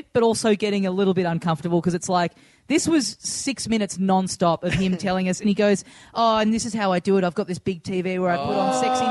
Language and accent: English; Australia; where are you from? And I said, oh, it's Australia